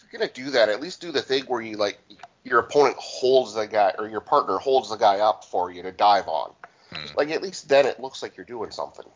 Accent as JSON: {"language": "English", "region": "Alberta", "country": "Canada", "tie": "born or raised there", "said": "I grew up in Alberta"}